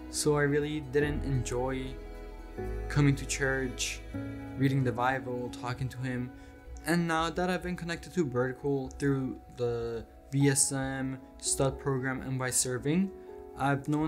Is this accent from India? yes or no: no; Colombia; born there; I was born in Colombia and I'm 14.